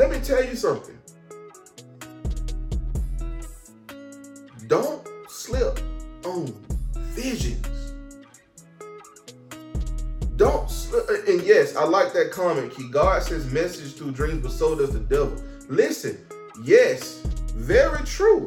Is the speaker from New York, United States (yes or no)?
no; Atlanta, Georgia, United States; moved away as an adult; now in North Carolina, United States; I'm from Atlanta, Georgia